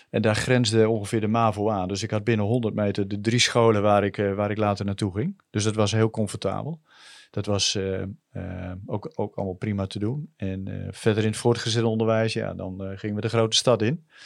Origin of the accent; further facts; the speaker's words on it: Groningen, Netherlands; Ik ben eh, eh, opgegroeid en ik ben geboren aan de Florenkade. Eh, bij de Oostersluis. En daar woonden wij vrij lang met mijn ouders en mijn zus.